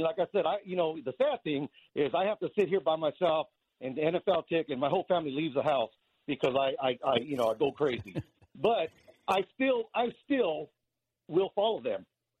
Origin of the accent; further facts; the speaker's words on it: Los Angeles, California, United States; now in Texas, United States; I live now in Texas. I grew up in Los Angeles.